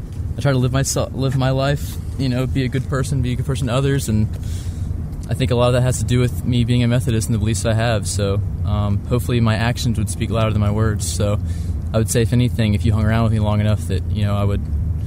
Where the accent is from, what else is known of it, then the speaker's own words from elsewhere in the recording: Lawrenceville, Georgia, United States; I am from Lawrenceville.